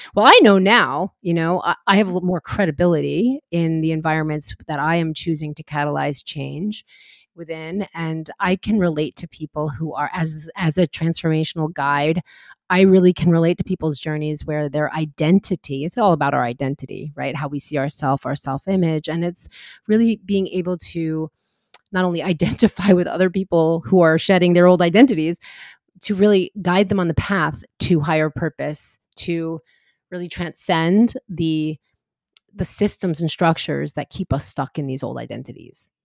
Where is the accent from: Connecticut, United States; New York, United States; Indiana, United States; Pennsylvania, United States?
New York, United States; moved away as an adult; also born or lived in California; I moved out to California from New York and I grew up near the city